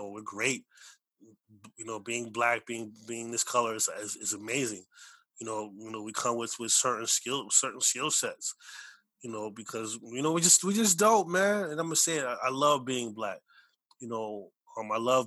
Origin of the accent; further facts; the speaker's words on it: United States; both my parents are from Belize. I was born here